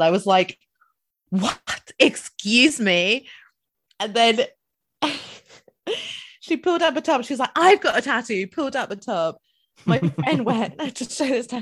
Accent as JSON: {"language": "English", "town": "Dundee", "region": "Scotland", "country": "United Kingdom", "said": "I'm from Dundee."}